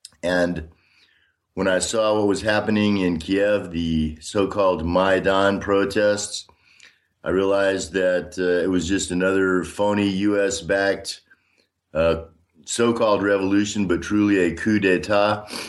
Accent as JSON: {"language": "English", "town": "Austin", "region": "Texas", "country": "United States", "tie": "born or raised there", "also_born_or_lived": "Washington State / Minnesota / Illinois / Tulsa, Oklahoma", "moved": "as an adult", "lives_now": "Donetsk, Ukraine", "said": "I was born in 1960 in Austin, Texas. I grew up mostly in Texas, served in the U.S. Army. I've lived in Washington State, Minnesota, Illinois, Tulsa, Oklahoma, and spent a couple of years in Germany overseas when I was in the U.S. Army."}